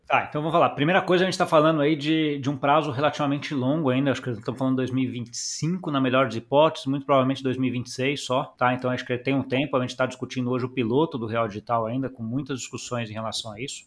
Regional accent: Brazil; a gente como brasileiro

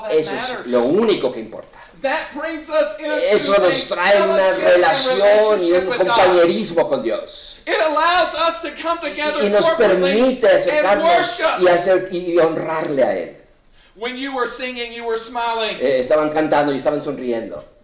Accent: Mexico; o los gentiles aquí como nosotros somos mexicanos

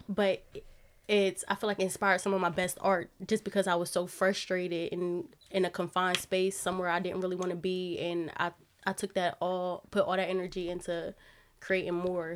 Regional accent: Wilmington, Delaware, United States; moved away as an adult; I'm from Delaware. I'm from Wilmington

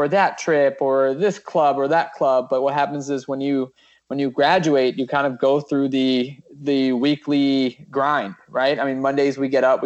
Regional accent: Maryland, United States; now in Washington, D.C., United States; I'm from Maryland, born and raised in the area.

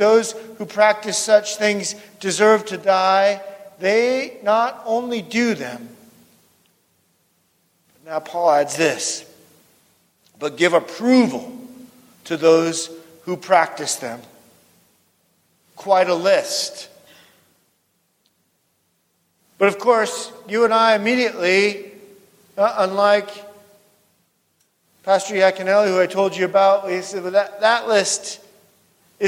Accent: West Coast, United States; moved away; also born or lived in North Dakota; I grew up on the West Coast

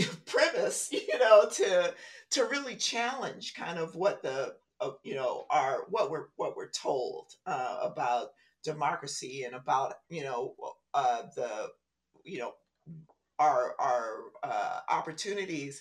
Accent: Compton, California, United States; also born or lived in View Park, California; I was from Compton

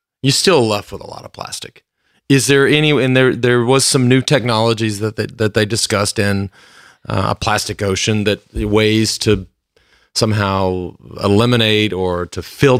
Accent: Plano, Texas, United States; think, honey, I grew up in Plano, Texas.

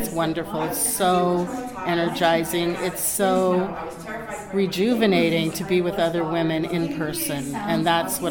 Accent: Portland, Oregon, United States; I'm from Portland, Oregon.

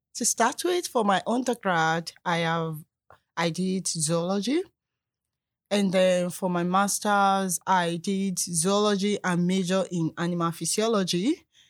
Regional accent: Nigeria; moved away as an adult; also born or lived in South Africa; now in Canada; I'm a Nigerian

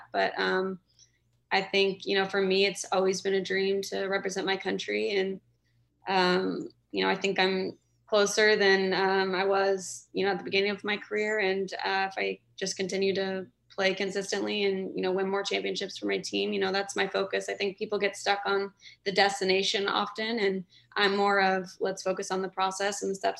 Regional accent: Kansas City, United States; moved away as an adult; go back to Kansas City, obviously my hometown

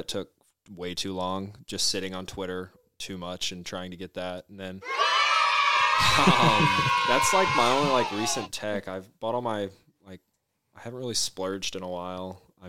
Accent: Lake of the Ozarks, Missouri, United States; I'm from the Lake of the Ozarks. Went to high school there. go to college up here, about to graduate.

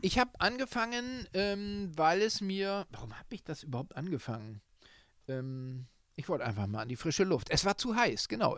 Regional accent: Northern Germany, Germany; moved away as an adult; now in Munich, Germany; der als Norddeutscher jetzt schon viele Jahre in München wohnt

